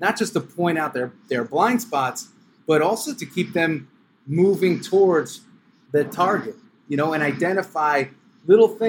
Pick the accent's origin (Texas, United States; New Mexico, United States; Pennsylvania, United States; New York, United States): New York, United States; I was from New York